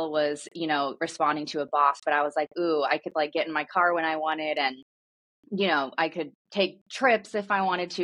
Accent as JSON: {"language": "English", "region": "Midwest", "country": "United States", "tie": "born or raised there", "said": "I grew up in the Midwest"}